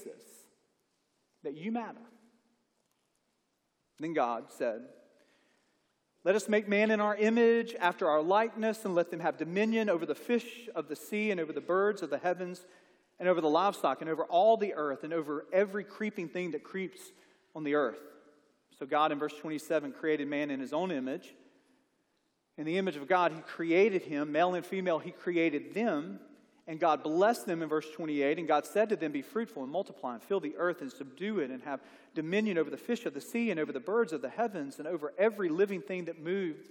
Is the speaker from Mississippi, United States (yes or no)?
yes; Mississippi, United States; moved away as an adult; now in Alabama, United States; I'm from Mississippi